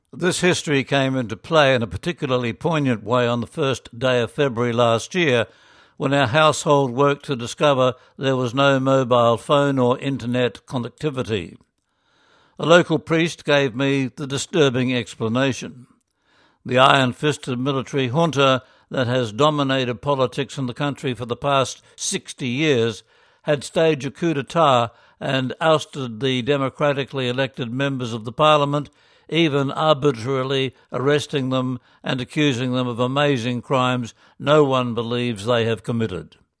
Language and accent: English; Philippines; moved away as an adult; now in Myanmar; Growing up in the Philippines